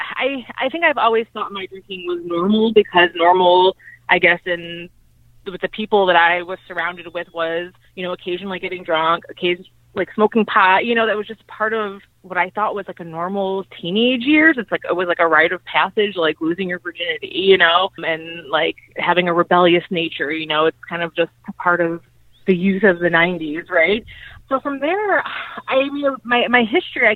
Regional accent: Cleveland, Ohio, United States; I'm from Cleveland, Ohio.

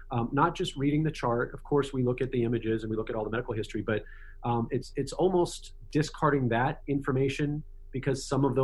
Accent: United States

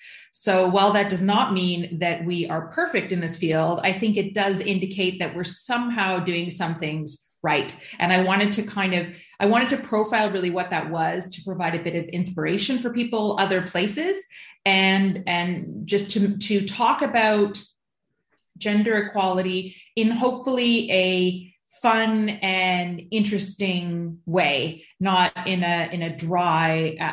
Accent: Canada; moved away as an adult; now in Iceland; I was raised in Canada and moved to Iceland as an adult

